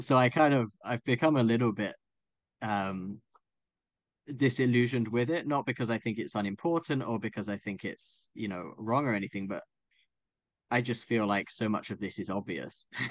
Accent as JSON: {"language": "English", "town": "Croydon", "region": "London", "country": "United Kingdom", "tie": "born or raised there", "said": "I grew up in Croydon"}